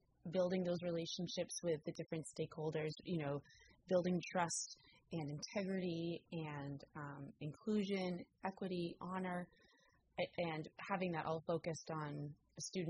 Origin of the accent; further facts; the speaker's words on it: San Rafael, California, United States; also born or lived in Oregon; I grew up in San Rafael in Marin County, and I went to San Rafael High School